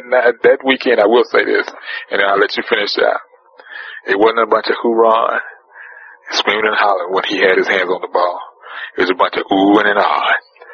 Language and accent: English; Texas, United States; I'm from Texas, son.